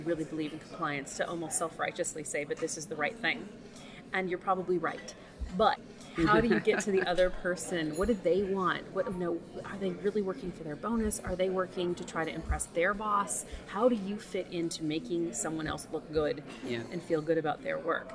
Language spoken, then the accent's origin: English; Southern California, United States; moved away as an adult; now in London, United Kingdom; I'm from Southern California